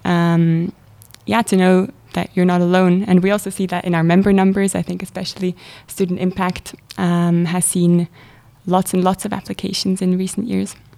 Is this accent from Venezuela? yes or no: no; Zurich, Switzerland; moved away as an adult; now in St. Gallen, Switzerland; I'm originally from Zurich